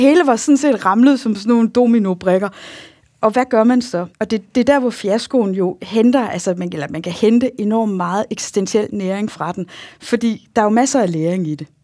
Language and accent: Danish; Jutland, Denmark; accent: Jutlandic; also born or lived in Bellevue; jeg er jo jyde